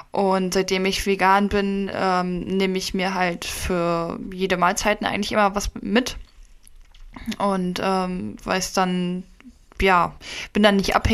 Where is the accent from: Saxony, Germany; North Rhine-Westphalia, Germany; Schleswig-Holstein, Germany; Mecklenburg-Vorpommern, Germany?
Mecklenburg-Vorpommern, Germany; Stralsund; also wir kommen ja direkt aus dem Norden, Stralsund.